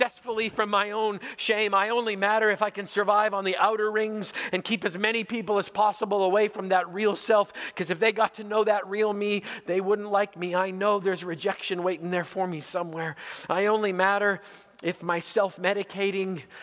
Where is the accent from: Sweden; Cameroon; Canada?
Canada; also born or lived in Zweibrücken, Germany; As a Canadian